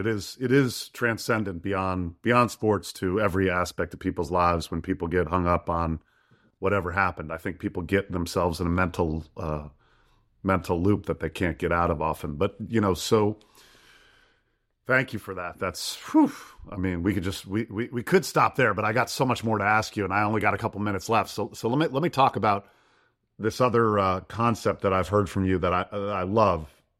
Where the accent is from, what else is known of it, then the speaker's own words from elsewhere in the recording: Detroit, Michigan, United States; Lions. I'm a Lions fan. I'm from Detroit.